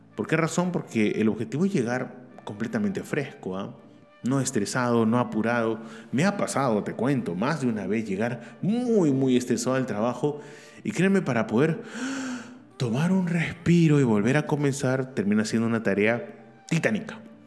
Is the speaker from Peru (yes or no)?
yes; Peru; also born or lived in Barcelona; acá en mi país, Perú